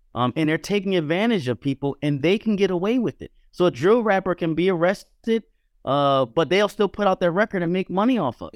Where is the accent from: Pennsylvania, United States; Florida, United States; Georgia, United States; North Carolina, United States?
Pennsylvania, United States; Philadelphia; now in New York, United States; I grew up in Philadelphia, but I've been in New York a long time